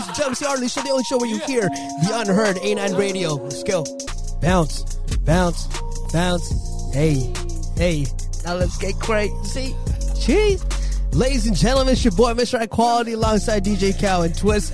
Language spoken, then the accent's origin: English; Toronto, Ontario, Canada; I was born and raised in Toronto. Born in Canada